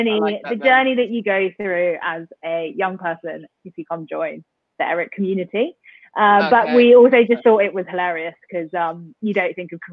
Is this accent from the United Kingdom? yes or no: yes; United Kingdom; I was born here, so I'm a British born Chinese.